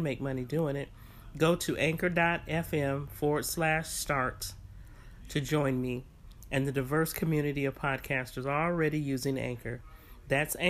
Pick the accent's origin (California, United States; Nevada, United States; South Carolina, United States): California, United States; San Francisco Bay Area; moved away; I was raised in the Bay Area